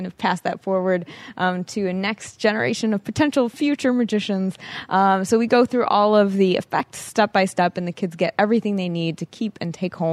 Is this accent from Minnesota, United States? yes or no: no; Chicago, Illinois, United States; Yes, I'm from Chicago.